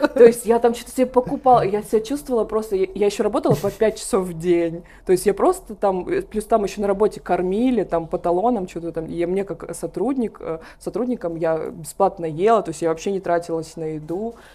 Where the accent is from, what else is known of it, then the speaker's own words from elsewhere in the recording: Pavlovsk, Voronezh Oblast, Russia; я родилась в Воронежской области, в городе Павловск